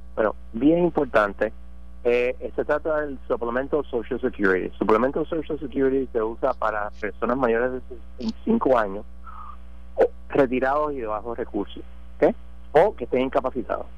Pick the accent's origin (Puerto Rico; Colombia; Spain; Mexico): Puerto Rico; los puertorriqueños pagamos más impuestos federales que muchos estados